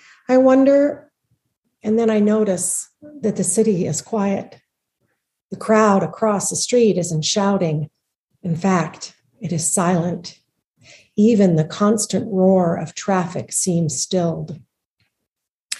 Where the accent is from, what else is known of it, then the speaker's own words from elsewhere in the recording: United States; moved away; I am an American on foreign soil